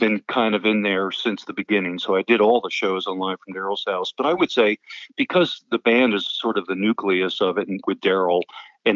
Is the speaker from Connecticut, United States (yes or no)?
yes; Norwalk, Connecticut, United States; also born or lived in Hartford, Connecticut; Norwalk's my hometown